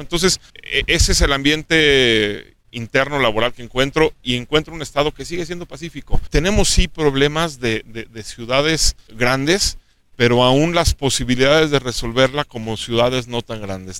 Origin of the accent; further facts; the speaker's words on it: Aguascalientes, Mexico; nací en Aguascalientes, soy de aquí, quiero mucho a mi estado y a mi ciudad.